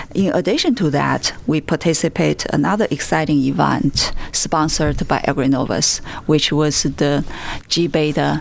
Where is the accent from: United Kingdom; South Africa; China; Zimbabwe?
China; moved away as an adult; now in United States; I have lived in states for 20 years. I grew up in China.